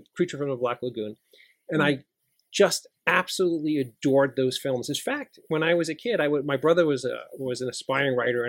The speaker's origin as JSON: {"language": "English", "town": "New York City", "region": "New York", "country": "United States", "tie": "born or raised there", "said": "I grew up in Middle Village, Queens, which is right outside of New York City."}